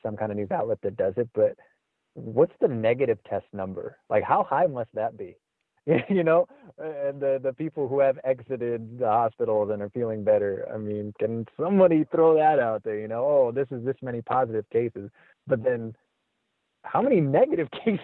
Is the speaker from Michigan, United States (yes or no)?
no; Azusa, California, United States; I grew up in Azusa and went to Azusa High School